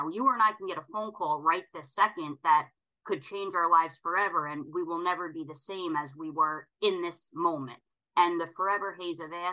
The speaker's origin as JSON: {"language": "English", "area": "Long Island", "region": "New York", "country": "United States", "tie": "born or raised there", "moved": "yes", "lives_now": "upstate New York, United States", "said": "born and raised on Long Island. I currently live in upstate New York"}